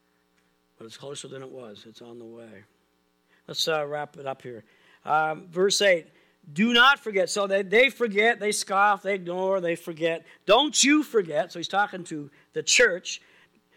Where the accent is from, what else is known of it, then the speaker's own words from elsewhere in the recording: Pictou County, Nova Scotia, Canada; we grew up in Pitt County, it's got a river valley and the Easter Valley, and it's got these hills